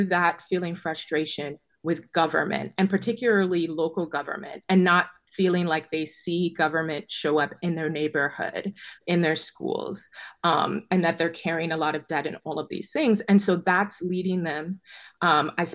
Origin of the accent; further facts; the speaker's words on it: Chicago, Illinois, United States; I grew up in Illinois. My family's multi-generational, you know, Chicagoan since the 1900s